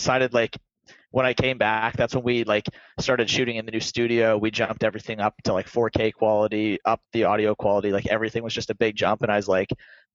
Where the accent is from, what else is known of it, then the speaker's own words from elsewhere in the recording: Canada; I'm Canadian